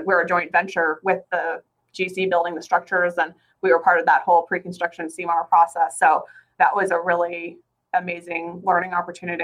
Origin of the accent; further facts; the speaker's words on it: northern Alberta, Canada; moved away as an adult; now in Phoenix, United States; I'm originally from Canada. I'm from northern Alberta